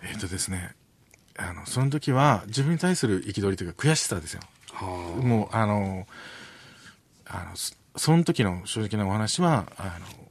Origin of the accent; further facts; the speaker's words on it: Okinawa, Japan; moved away; 沖縄から出てきた